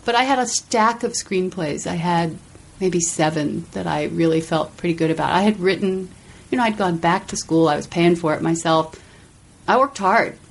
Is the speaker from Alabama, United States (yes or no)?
no; Silver Spring, Maryland, United States; from Washington D.C. Oh, actually, the Maryland suburbs, right outside the city